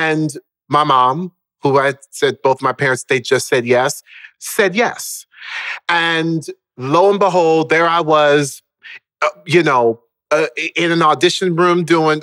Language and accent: English; Orlando, Florida, United States; also born or lived in Baltimore, Maryland; we then moved down to Orlando, Florida, when I was around the age of 5